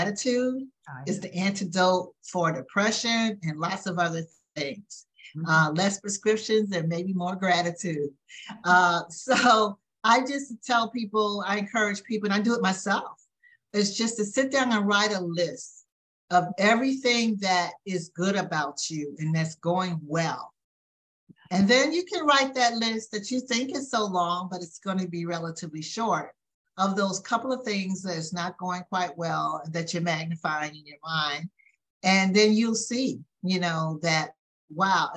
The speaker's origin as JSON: {"language": "English", "region": "the South", "country": "United States", "tie": "born or raised there", "said": "growing up in the South. I am a Southern lady"}